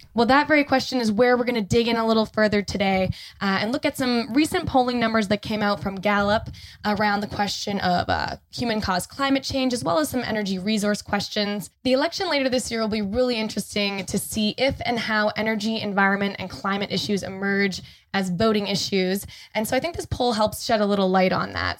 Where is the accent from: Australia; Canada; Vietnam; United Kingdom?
Canada; now in Los Angeles, United States; as a Canadian citizen